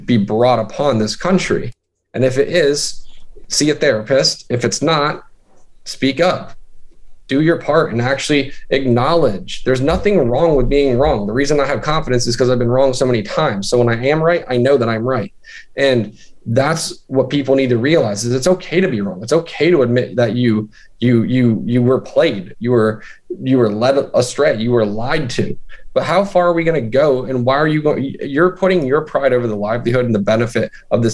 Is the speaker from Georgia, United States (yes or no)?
no; Central Pennsylvania, United States; also born or lived in Midwest; we just moved to Central PA, and that's sort of where I grew up